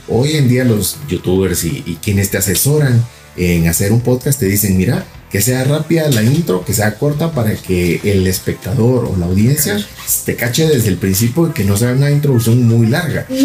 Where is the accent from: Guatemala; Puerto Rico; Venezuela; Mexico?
Guatemala; yo soy de Guatemala